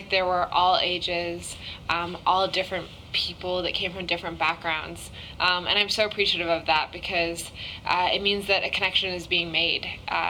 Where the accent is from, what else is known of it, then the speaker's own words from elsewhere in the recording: Japan; also born or lived in London / Hong Kong; now in Los Angeles, United States; Yeah, I was born in London, and then I grew up in Japan and Hong Kong. And then I moved to Los Angeles just right after graduating high school.